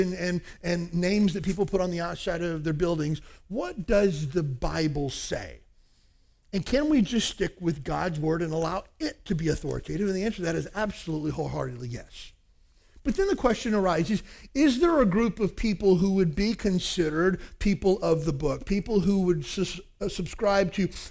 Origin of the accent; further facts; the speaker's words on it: Kentucky, United States; moved away as an adult; now in Honolulu, United States; I grew up in Kentucky in a small town of about 4,000 people or so.